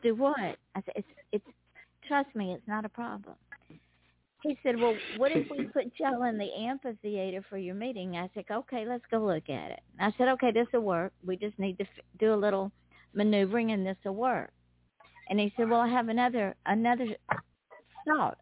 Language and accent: English; the South, United States; accent: Southern; southerners we have a draw, hey. and it's not because we're slow or stupid. It's just it's so hot in the South